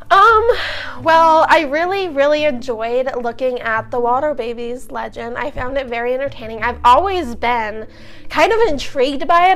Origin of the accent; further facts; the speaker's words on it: Idaho, United States; we're from Idaho